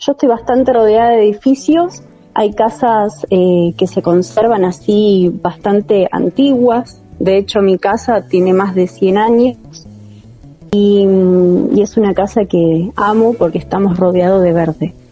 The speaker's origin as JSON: {"language": "Spanish", "town": "San Miguel", "region": "Buenos Aires Province", "country": "Argentina", "tie": "born or raised there", "said": "Nací acá en San Miguel y hace 34 años que vivo en el mismo lugar en San Miguel."}